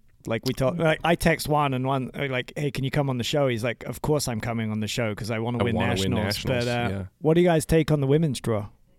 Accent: England, United Kingdom; now in United States; Well, I am American, but I'm also English.

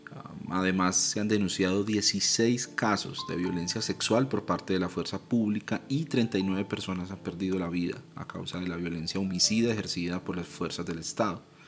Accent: Colombia; Como ciudadano colombiano y como seguidor de Jesús

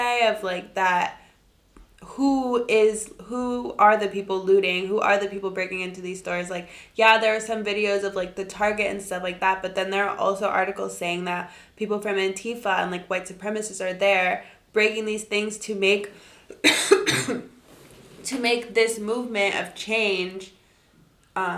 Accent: South Florida, United States; growing up in South Florida

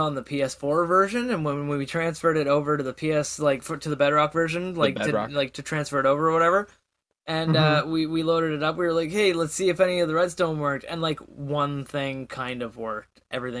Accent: Canada; as a Canadian

